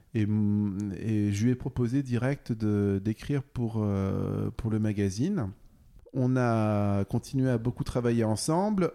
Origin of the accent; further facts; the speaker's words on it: Bourges, Centre-Val de Loire, France; moved away; also born or lived in Manchester; j'ai grandi à Bourges